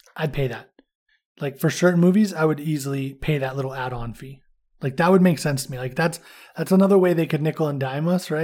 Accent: California, United States; moved away; also born or lived in Indiana; I'm from California, so I'm used to driving anywhere

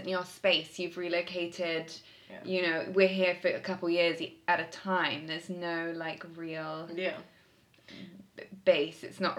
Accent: London, United Kingdom; moved away as an adult; now in Italy; I'd say I'm a Londoner, but I'm living in Italy.

